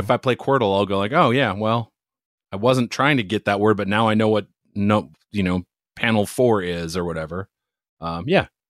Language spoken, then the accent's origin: English; Hudson, Wisconsin, United States; I grew up in Hudson, Wisconsin